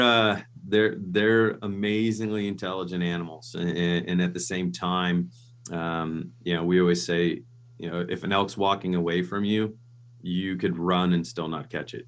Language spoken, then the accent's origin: English; Nebraska, United States; I grew up in Nebraska